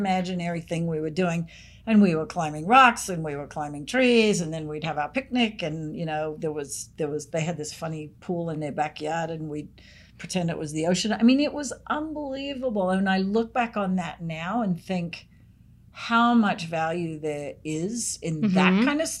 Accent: Sydney, New South Wales, Australia; moved away; I lived where I grew up in Sydney. We had bush behind us.

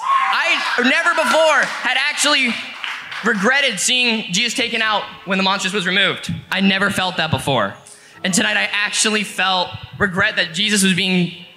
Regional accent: Hiram, Ohio, United States; I'm from Hiram, Ohio.

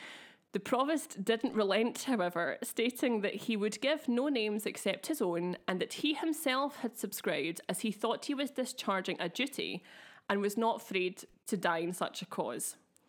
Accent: Glasgow, Scotland, United Kingdom; As a Glaswegian myself, albeit one with a slightly affected accent, thank you very much, Glasgow University, for that little affliction.

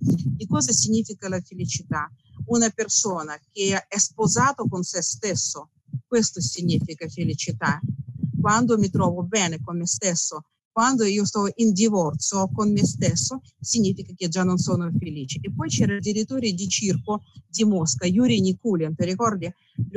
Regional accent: Russia; Italian is a second language; moved away as an adult; now in Italy; io sono russa, mio marito è italiano

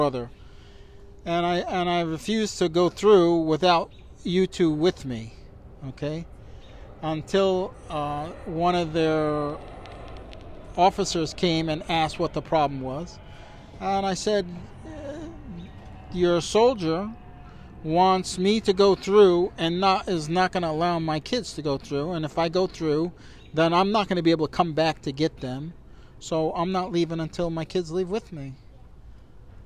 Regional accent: United States; I was American citizen, born in the United States

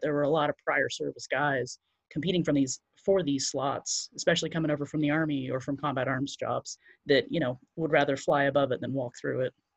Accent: Central Florida, United States; I grew up in Central Florida

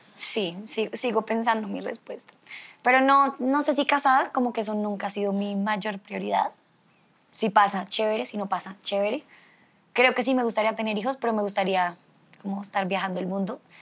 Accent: Colombia; somos una belleza latina real

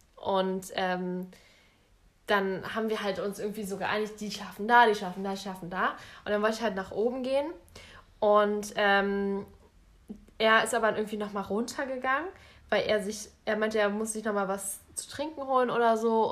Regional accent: Berlin, Germany; bei uns in Berlin

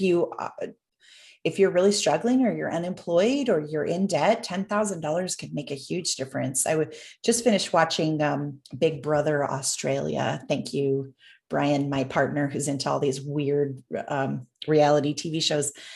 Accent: Canada; having been born and raised in Canada.

